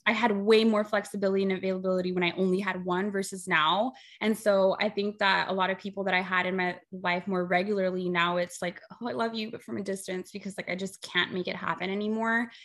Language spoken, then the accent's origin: English; Rio Grande Valley, Texas, United States; we are from the Rio Grande Valley. We are border town girls. We grew up right.